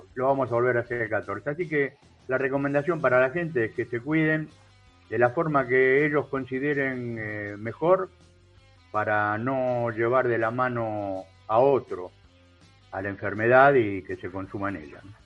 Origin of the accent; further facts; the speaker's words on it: Argentina; Yo como argentino